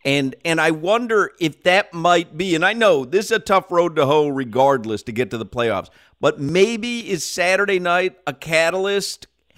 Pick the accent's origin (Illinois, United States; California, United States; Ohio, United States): Illinois, United States; Chicago; Bobby Hull passed away, and, you know, I grew up in Chicago.